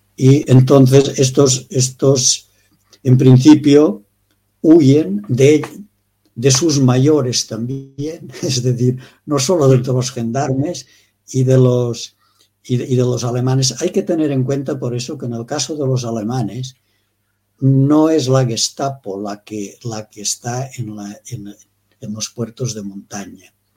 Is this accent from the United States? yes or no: no; Pre-Pyrenees, Baix Pallars area, Catalonia, Spain; nací exactamente en el Pre-Pirineo, que llamamos nosotros, mm. en la zona de, de Cataluña y Huesca